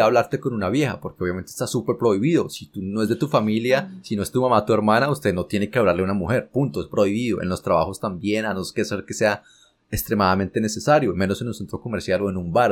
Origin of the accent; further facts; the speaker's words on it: Colombia; moved away as an adult; uno como colombiano